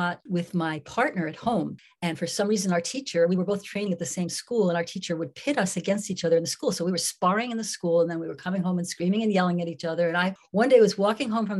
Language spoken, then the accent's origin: English; New York City, New York, United States; I grew up in New York City